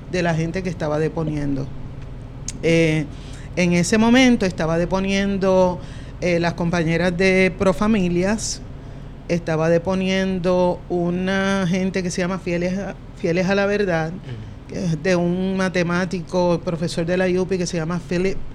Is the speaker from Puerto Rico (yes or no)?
yes; Bayamón, Puerto Rico; yo soy de Bayamón